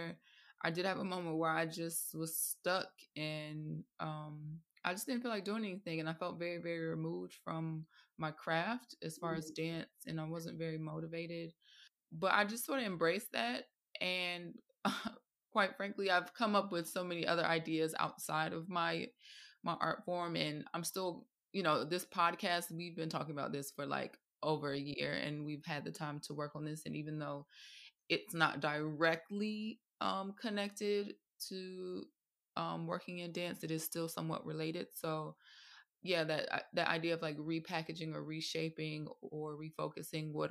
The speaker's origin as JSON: {"language": "English", "town": "Atlanta", "region": "Georgia", "country": "United States", "moved": "yes", "lives_now": "London, United Kingdom", "said": "originally from Atlanta, Georgia, in the States, and now living in London, England"}